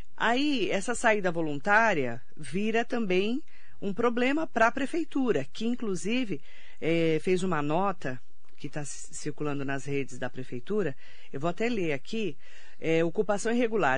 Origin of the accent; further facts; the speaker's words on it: Suzano, São Paulo, Brazil; eu sou de Suzano